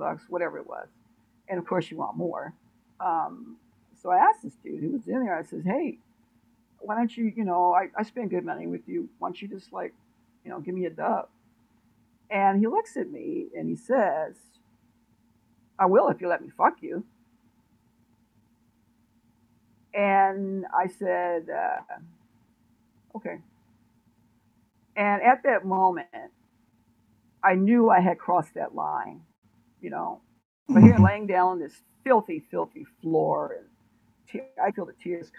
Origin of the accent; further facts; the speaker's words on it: Oakland, California, United States; I'm originally from Oakland, California, which is a very, very, very, very bad town. So my environment was full with drugs